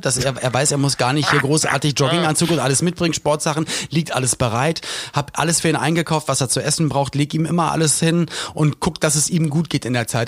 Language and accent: German; Berlin, Germany; moved away; also born or lived in Mallorca / Cologne; ich komme ja aus Berlin